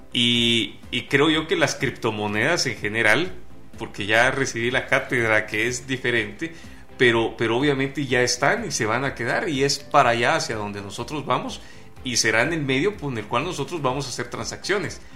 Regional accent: Guatemala; los guatemaltecos que no estamos inmersos en este modelo de negocio

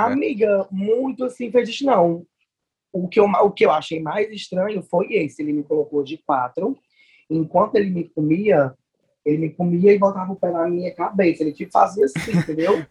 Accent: Fortaleza, Ceará, Brazil; sou daqui de Fortaleza

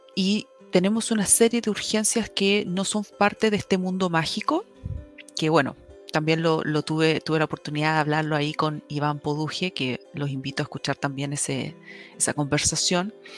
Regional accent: Chile; las herramientas que nosotros tenemos como chilenos

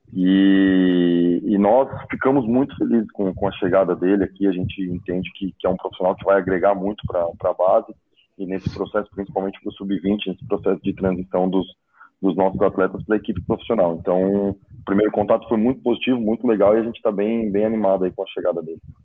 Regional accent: São Paulo, Brazil; moved away; Sou de São Paulo

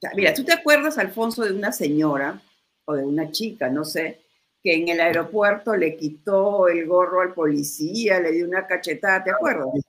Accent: Peru; como peruanos

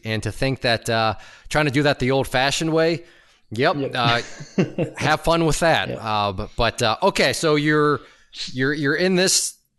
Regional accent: Ohio, United States; I am from Ohio.

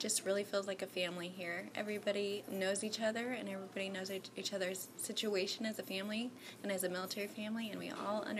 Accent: Kansas, United States; moved away; I'm from Kansas.

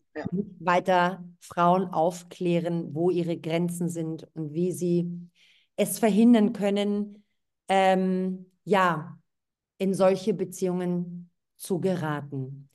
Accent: Thessaloniki, Central Macedonia, Greece; moved away; aus Thessaloniki, aus meiner Heimatstadt

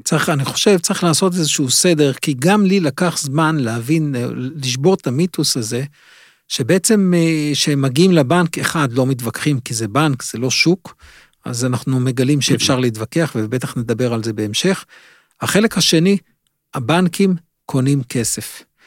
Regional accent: Israel

